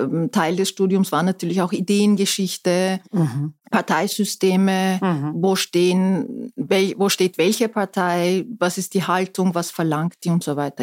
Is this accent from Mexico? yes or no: no; Istanbul, Turkey; German is a second language; moved away as an adult; also born or lived in Ankara / Innsbruck; now in Austria; aufgewachsen bin ich allerdings in Istanbul